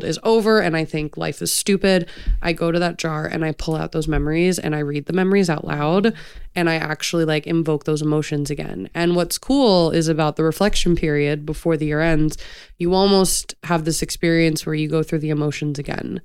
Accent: Florida, United States; I'm from Florida

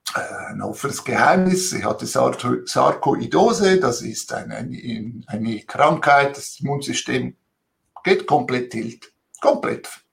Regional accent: Switzerland; also born or lived in Italy (ancestry) / Zurich; als Zweitgeneration Italiener hier in der Schweiz

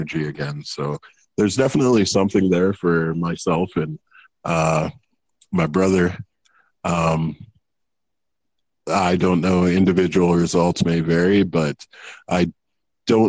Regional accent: Canada; I grew up in Canada.

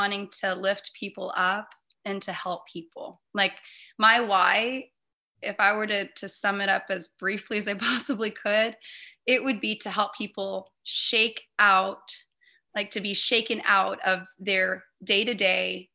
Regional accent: Hawaii, United States; born and raised in Hawaii

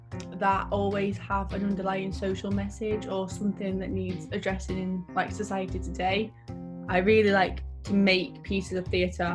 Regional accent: Sheffield, Yorkshire and the Humber, United Kingdom; I grew up in Sheffield, which is a place where, to be fair, it's really hard to get anywhere, especially in the area of Sheffield that I lived in.

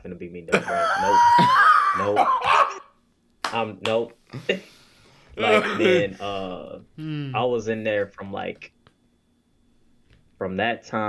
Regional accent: Shreveport, Louisiana, United States; also born or lived in Baton Rouge, Louisiana; I'm from, you know, from Louisiana, born and raised

